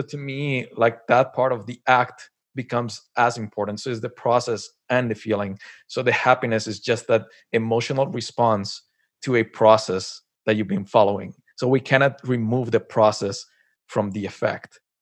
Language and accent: English; Colombia; moved away as an adult; also born or lived in Montréal / Tokyo; now in Canada; I was born and raised in Colombia and then moved to Canada. It's been like 10 years I'm here